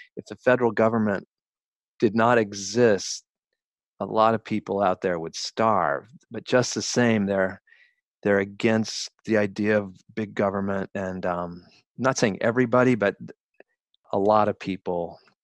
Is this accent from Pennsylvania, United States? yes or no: no; Colorado, United States; also born or lived in Bronx, New York; now in New York, United States; I'm from Colorado